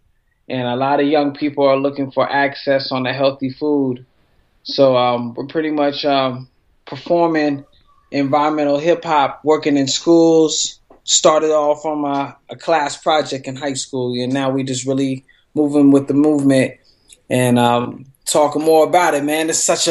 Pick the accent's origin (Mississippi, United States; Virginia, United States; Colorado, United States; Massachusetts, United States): Colorado, United States; Denver; I was born in Five Points, Denver, Colorado, Wild Wild West.